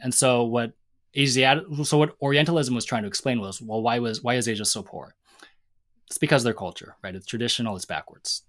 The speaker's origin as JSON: {"language": "English", "town": "Seattle", "region": "Washington", "country": "United States", "tie": "born or raised there", "said": "I grew up in Seattle"}